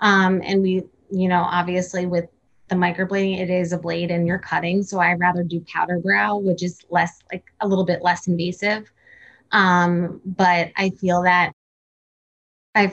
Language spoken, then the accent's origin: English; Cranford, New Jersey, United States; I grew up in Cranford. Oh. Which is New Jersey as well.